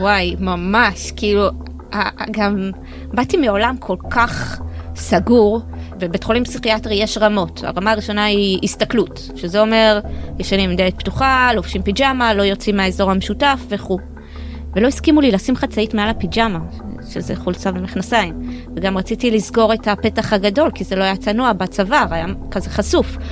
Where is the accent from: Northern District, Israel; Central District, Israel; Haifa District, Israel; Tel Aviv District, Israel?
Tel Aviv District, Israel; Bnei Brak; אני באה ממשפחה חרדית מבני ברק